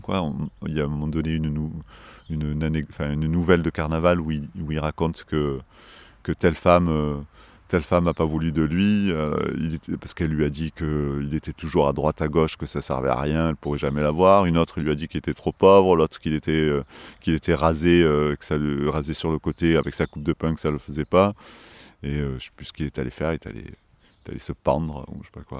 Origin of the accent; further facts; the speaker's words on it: Marseille, Provence-Alpes-Côte d'Azur, France; en tant que Marseillais, j'ai toujours euh, senti que j'étais Marseillais